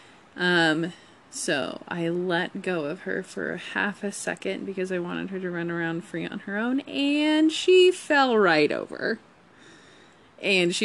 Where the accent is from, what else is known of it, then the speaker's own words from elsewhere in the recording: Colorado, United States; We're from Colorado. This is our home